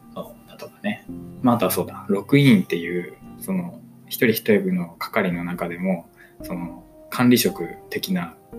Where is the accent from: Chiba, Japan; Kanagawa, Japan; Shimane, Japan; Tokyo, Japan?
Chiba, Japan; 実は私は出身、出身が千葉県なんだけど